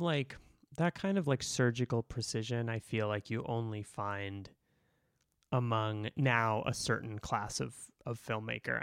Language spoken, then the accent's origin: English; Boston, Massachusetts, United States; I grew up in Boston, I grew up Irish Catholic